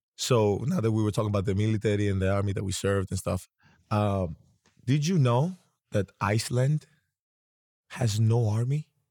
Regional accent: Greece; I come from Greece

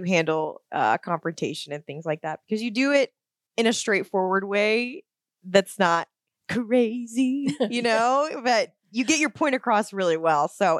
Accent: Florida, United States; The driving was a bit of a culture shock because I came from Florida, where it's the other end of the crazy spectrum, right?

